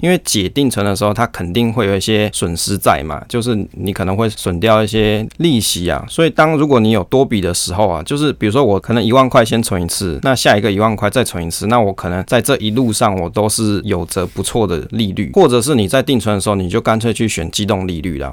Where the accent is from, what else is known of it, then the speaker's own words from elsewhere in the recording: Taiwan; 我们台湾人嘛，我们台湾人一定是爱台湾